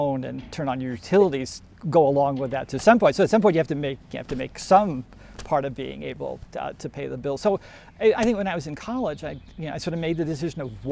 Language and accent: English; Long Island, New York, United States; I grew up on Long Island